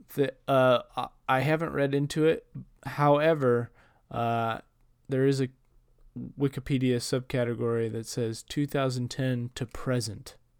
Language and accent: English; Portland, Oregon, United States; I am from Portland